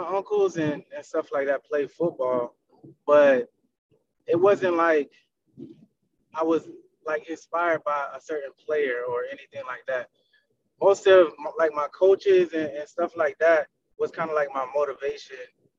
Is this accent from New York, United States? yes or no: no; North Carolina, United States; I'm from North Carolina originally